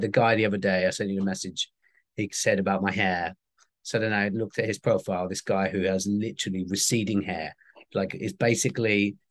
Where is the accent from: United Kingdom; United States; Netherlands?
United Kingdom; I'm very British